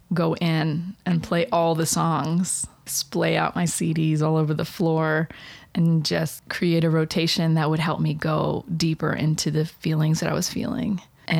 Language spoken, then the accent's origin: English; Blue Ridge Mountains of Virginia, United States; I grew up in the Blue Ridge Mountains of Virginia